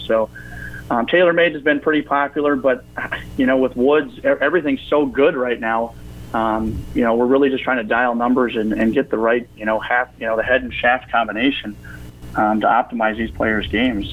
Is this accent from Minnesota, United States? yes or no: yes; Pillager, Minnesota, United States; I grew up in Pillager, uh, you know, played golf there